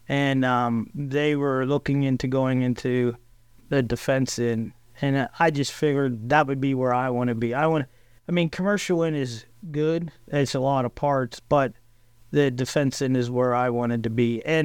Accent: Johnstown, Pennsylvania, United States; I grew up in Johnstown. Actually, I lived out in the country by the North Fork Dam.

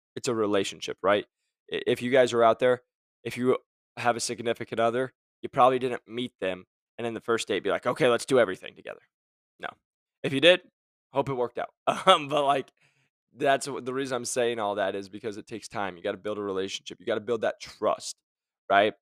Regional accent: Arizona, United States; I'm from Arizona

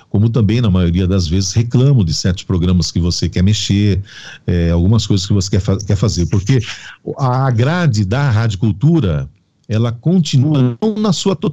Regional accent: Amparo, São Paulo, Brazil; E voltava, tal, para Amparo, que eu sou natural de Amparo.

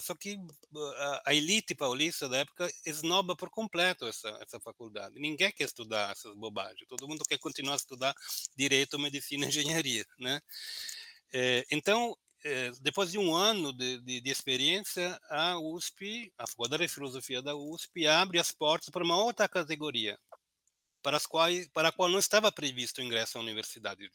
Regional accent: Italy; now in Brazil; eu, como sou italiano

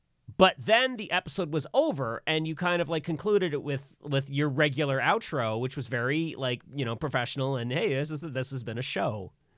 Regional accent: Virginia, United States; I grew up in Virginia, and boys don't cry.

